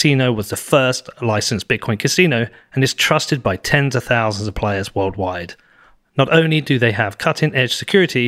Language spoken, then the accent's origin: English; United Kingdom; I'm British